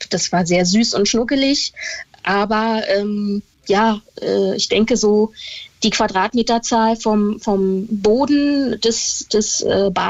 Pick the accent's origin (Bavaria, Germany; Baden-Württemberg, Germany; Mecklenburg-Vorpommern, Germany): Mecklenburg-Vorpommern, Germany; Stralsund; born or raised there